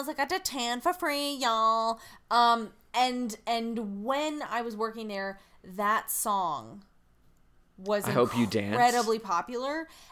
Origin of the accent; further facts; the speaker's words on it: the South, United States; I'm from the South.